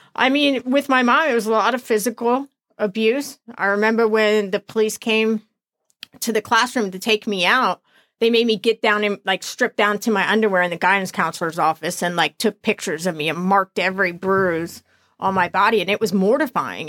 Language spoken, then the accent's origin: English; New Jersey, United States; also born or lived in Florida; I was born up here in New Jersey.